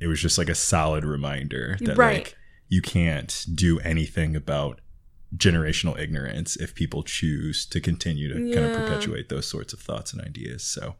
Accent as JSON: {"language": "English", "town": "Los Angeles", "region": "California", "country": "United States", "tie": "born or raised there", "said": "as a young African-American boy growing up in South Central LA in the 80s"}